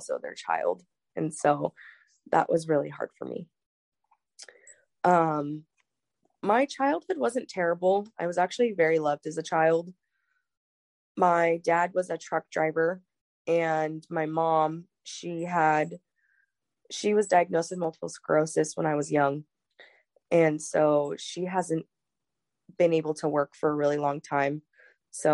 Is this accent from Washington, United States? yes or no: yes; Washington, United States; also born or lived in San Bernardino, California; we moved up here to Washington.